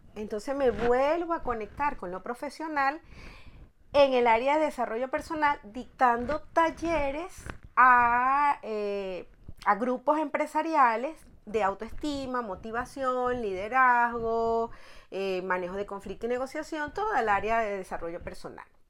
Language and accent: Spanish; La Guaira, Vargas, Venezuela; moved away as an adult; now in Madrid, Spain; mi ciudad natal que era eh, el estado Vargas, en La Guaira